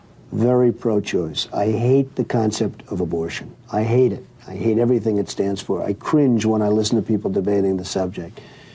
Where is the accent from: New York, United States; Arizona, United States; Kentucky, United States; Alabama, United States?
New York, United States; New York City; I was raised in New York and grew up and work and everything else in New York City.